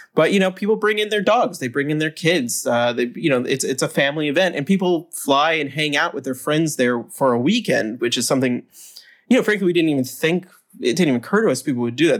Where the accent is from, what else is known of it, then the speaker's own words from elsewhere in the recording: United States; as an American